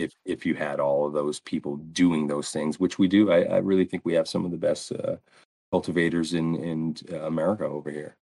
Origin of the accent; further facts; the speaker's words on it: Lewiston, Maine, United States; Lewiston, which is is my hometown